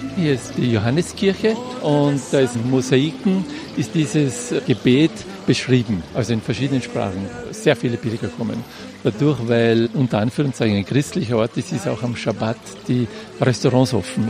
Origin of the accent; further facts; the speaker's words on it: Salzburg, Austria; moved away as an adult; now in Israel; Ich komme aus Salzburg